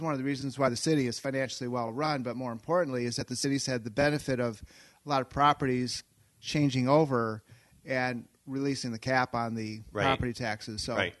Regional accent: Saugatuck, Michigan, United States; moved away as an adult; also born or lived in Chicago; Born and raised in Saugatuck. And spent a few years away in Chicago for love.

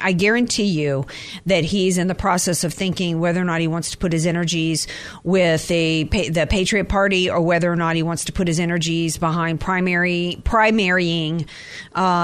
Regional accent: the South, United States; accent: southern; my southern accent comes out

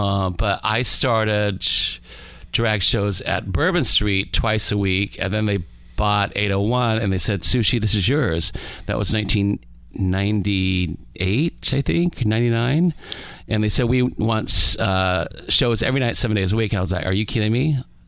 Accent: Keizer, Oregon, United States; moved away as an adult; also born or lived in Bangkok, Thailand / Texas; now in Key West, United States; I was born in Thailand, Bangkok, Thailand, and I moved to the States when I was around 9 years old. We went to Texas, eventually settling in Oregon. But I moved from Oregon to Key West when I was about 24 years old.

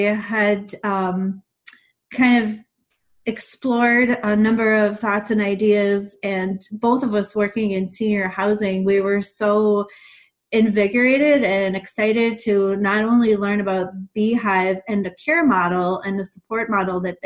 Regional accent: Romania; now in Minnesota, United States; I grew up in Romania, and while I was a young child there, my great aunt had dementia

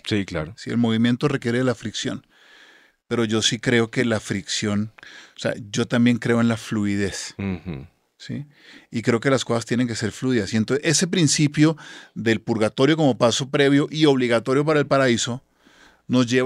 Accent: Colombia; ahí todos somos colombianos

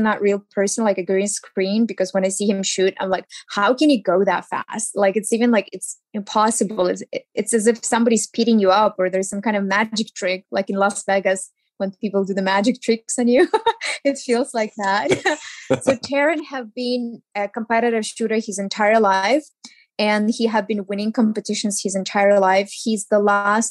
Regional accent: Ukraine; English is a second language; moved away as an adult; now in Los Angeles, United States; I moved from Ukraine

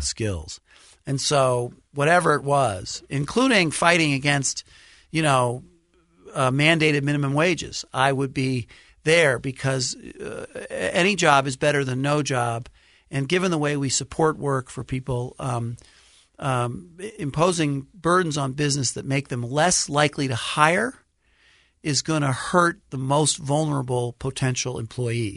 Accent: New York City, New York, United States; I grew up in Brooklyn, New York

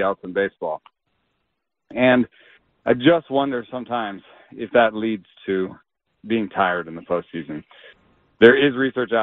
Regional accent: Atlanta, Georgia, United States; I grew up in Atlanta

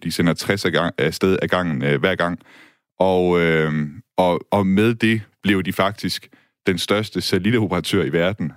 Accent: Denmark; som dansker

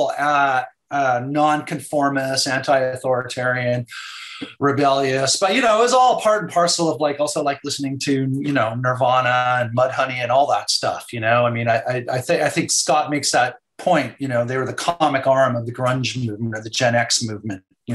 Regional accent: Vancouver, British Columbia, Canada; I'm from Vancouver

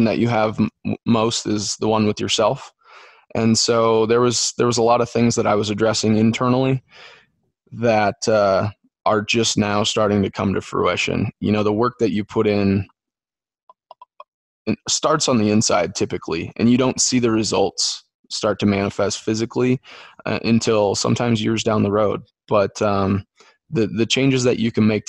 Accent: Dyersville, Iowa, United States; I'm from Dyersville, where the Field of Dreams is

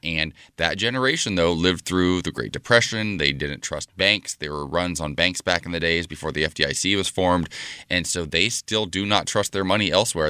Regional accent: Ohio, United States; now in California, United States; my home state of Ohio

